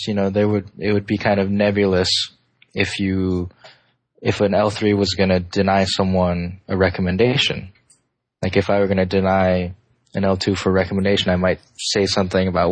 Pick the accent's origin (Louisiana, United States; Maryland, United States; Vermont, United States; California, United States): California, United States; Davis; my hometown of Davis